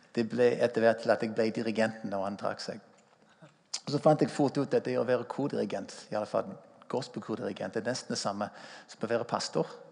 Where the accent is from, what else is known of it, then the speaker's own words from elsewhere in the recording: United States; Norwegian is a second language; moved away as an adult; now in Stavanger, Norway; Jeg er amerikaner. Kom til Norge i 1981 som 22-åring